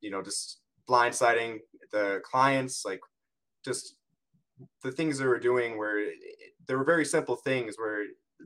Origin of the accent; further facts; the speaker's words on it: Wisconsin, United States; I'm from Wisconsin